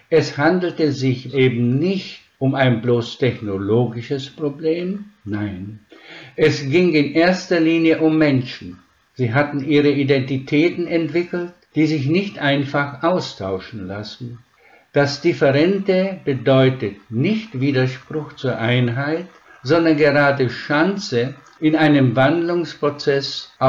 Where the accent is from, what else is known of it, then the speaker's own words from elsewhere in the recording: Švedlár, Košice Region, Slovakia; born there; Das erläutere ich am Beispiel meines Geburtsortes. Wenn ich heute zu den Landsleuten nach Schwedler komme, dann kann ich in jedes Haus wie zu Freunden gehen, werde herzlich empfangen, zum Gespräch eingeladen, das ist meine Heimat.